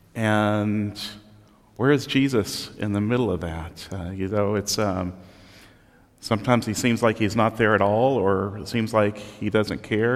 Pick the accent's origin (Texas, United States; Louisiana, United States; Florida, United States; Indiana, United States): Texas, United States; Southeast; growing up in Southeast Texas on the Gulf Coast, I got to live through two hurricanes